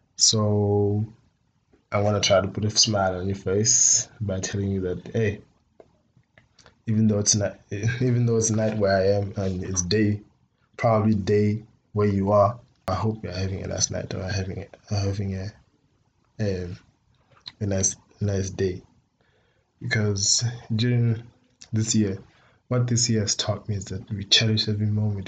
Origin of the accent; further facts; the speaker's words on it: Botswana; I am from Botswana